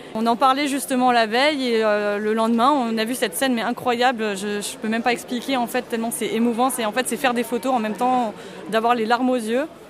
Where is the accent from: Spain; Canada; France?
France; Alsace, Grand Est; J'ai 30 ans et je suis alsacienne